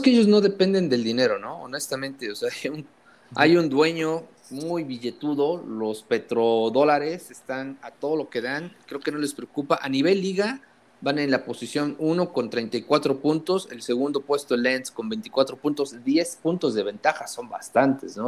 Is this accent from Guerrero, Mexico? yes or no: no; Puebla, Mexico; cómo somos los poblanos